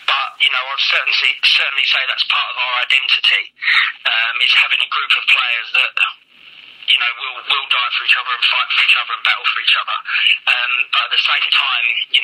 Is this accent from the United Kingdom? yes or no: yes; Medway, South East England, United Kingdom; I'm originally from Medway